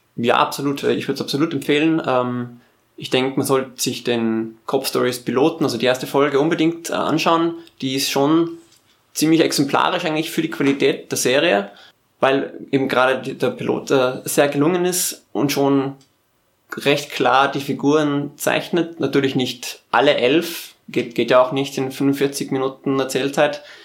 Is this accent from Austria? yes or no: yes; Tyrol, Austria; ich bin ja aus Tirol, da trinkt man Zipfer